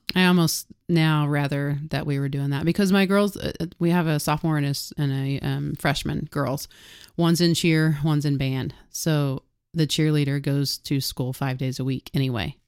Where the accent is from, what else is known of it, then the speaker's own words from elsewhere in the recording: Harrah, Oklahoma, United States; I grew up in Hera, Oklahoma